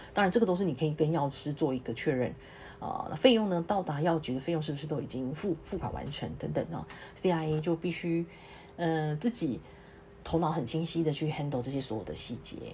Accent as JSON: {"language": "Chinese", "country": "Taiwan", "moved": "as an adult", "lives_now": "Singapore", "said": "我从台湾来的"}